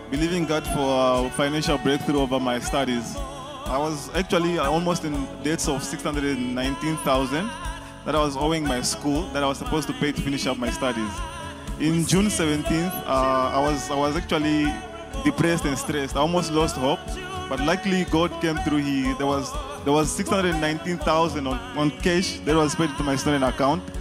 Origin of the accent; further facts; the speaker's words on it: Namibia; I'm from Namibia.